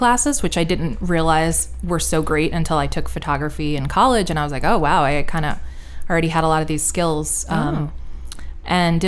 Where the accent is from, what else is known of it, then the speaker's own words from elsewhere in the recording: Westchester, New York, United States; I'm from Westchester, New York, which is, you know, suburbs north of New York City. So growing up, New York was my city